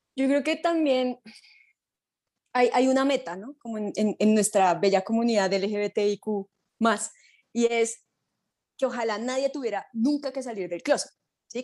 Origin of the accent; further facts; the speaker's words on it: Colombia; mi grupo colombiano